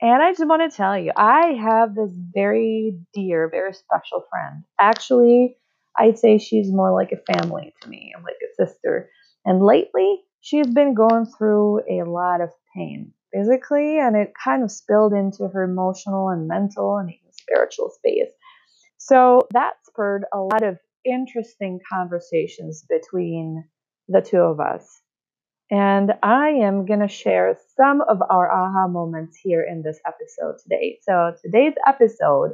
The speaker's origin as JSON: {"language": "English", "country": "Czechia", "moved": "as an adult", "lives_now": "United States"}